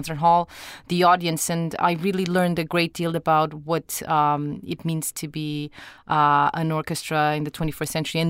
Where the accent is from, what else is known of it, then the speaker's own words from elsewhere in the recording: Lisbon, Portugal; moved away as an adult; also born or lived in United States / Los Angeles; I am from Lisbon. I am Portuguese.